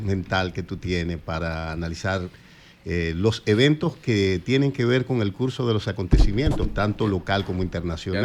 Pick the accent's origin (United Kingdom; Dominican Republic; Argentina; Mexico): Dominican Republic; Azua; now in Santo Domingo, Dominican Republic; Yo soy de Asua